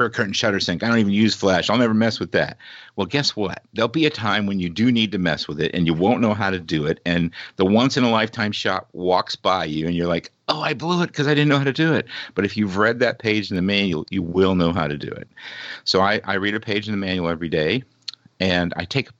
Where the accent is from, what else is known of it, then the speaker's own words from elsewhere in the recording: Indianapolis, Indiana, United States; moved away; also born or lived in Monza, Italy; I grew up in Indianapolis, Indiana at the 500.